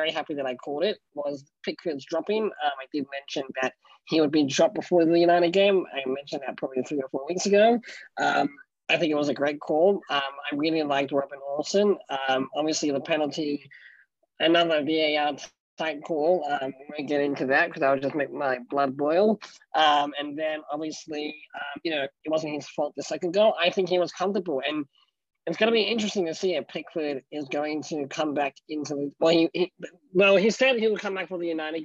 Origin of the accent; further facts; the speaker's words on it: Australia; I'm Australian